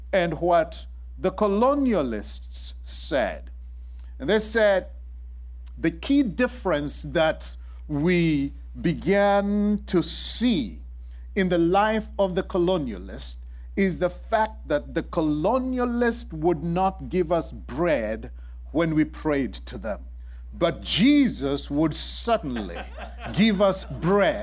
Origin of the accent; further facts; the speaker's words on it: Kenya; moved away; I was raised in Kenya